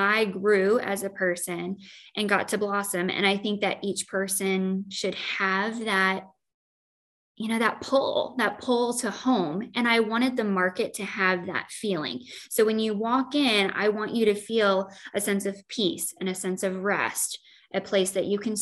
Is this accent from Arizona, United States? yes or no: no; Joy, Illinois, United States; now in Quad Cities, United States; I grew up in Joy, Illinois